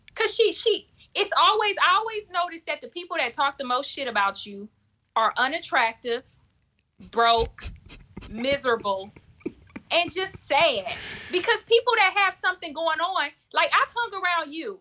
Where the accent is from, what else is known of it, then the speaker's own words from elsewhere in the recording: South Florida, United States; moved away; also born or lived in Michigan; I'm from South Flor-, Florida